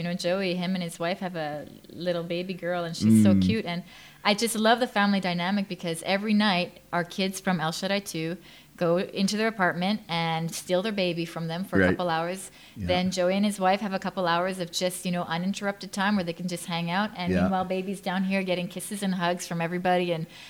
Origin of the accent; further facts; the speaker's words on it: Thailand; now in Canada; because I grew up in Thailand as a missionary's kid, and then I went to North America.